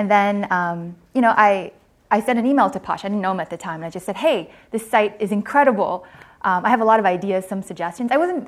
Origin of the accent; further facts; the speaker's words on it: Hong Kong; moved away as an adult; also born or lived in Stanford, California; I grew up in Hong Kong.